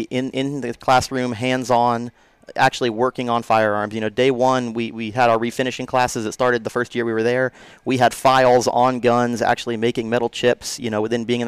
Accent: South Alabama, United States; I grew up down here in South Alabama

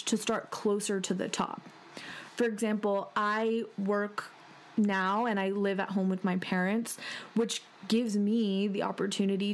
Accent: New England, United States; When I grew up, I grew up in New England

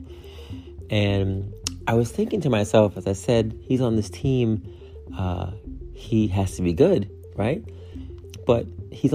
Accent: upstate New York, United States; my hometown, right, upstate New York

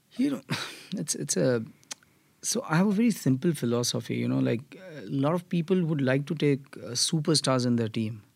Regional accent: Mumbai, Maharashtra, India; moved away as an adult; now in United States; I come from Mumbai, Maharashtra

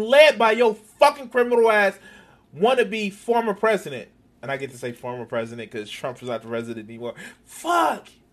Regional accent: United States; I'm, I'm American

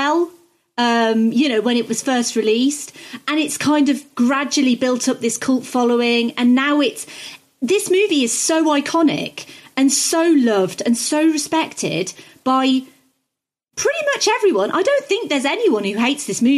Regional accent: United Kingdom; I'm British

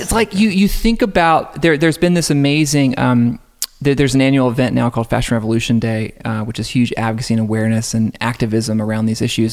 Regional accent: just outside of Atlanta, Georgia, United States; I grew up just outside of Atlanta

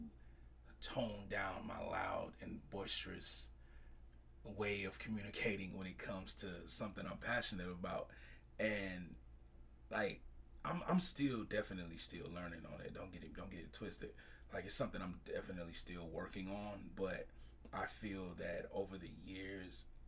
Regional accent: Chicago, Illinois, United States; moved away; I'm originally from Chicago

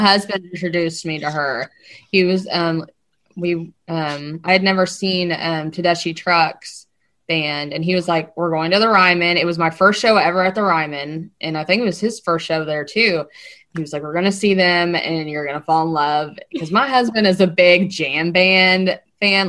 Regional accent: Lexington, Kentucky, United States; moved away as an adult; now in Nashville, United States; born and raised in Lexington, Kentucky

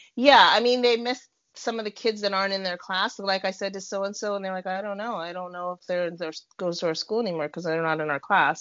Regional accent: California, United States; also born or lived in Arizona; now in Indiana, United States; I'm born and raised in California and then moved to Arizona lived there for about nine years and then moved to Indiana

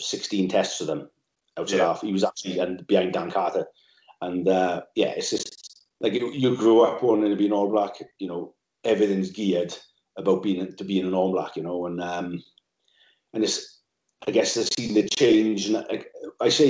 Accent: Swansea Valley, Wales, United Kingdom; moved away as an adult; now in London, United Kingdom; when I grew up in the Valley, I was from Swansea Valley

